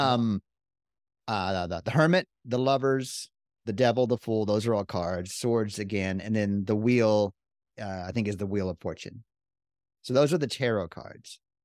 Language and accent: English; Texas, United States; we're from Texas